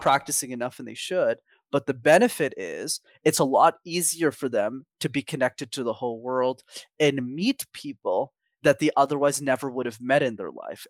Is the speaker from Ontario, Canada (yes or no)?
no; Montreal, Quebec, Canada; I grew up in Montreal